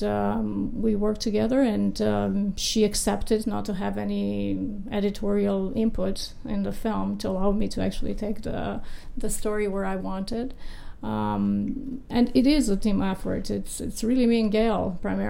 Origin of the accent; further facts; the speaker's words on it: Romania; moved away as an adult; now in United States; I grew up in Romania in a country where there is no respect for law.